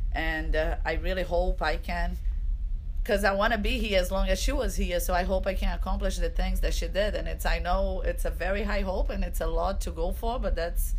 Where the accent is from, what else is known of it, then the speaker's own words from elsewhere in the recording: Brazil; now in United States; Okay, so favorite food on my home country in Brazil.